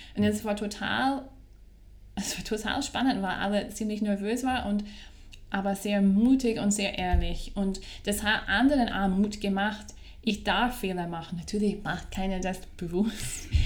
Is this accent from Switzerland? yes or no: no; Scotland, United Kingdom; first language English; German is a second language; moved away as an adult; also born or lived in Vienna, Austria; now in Salzburg, Austria; Wie man hört, komme ich aus einem englischsprachigen Land. Ich komme aus Schottland bin aber mittlerweile fast 18 Jahre hier in Österreich zu Hause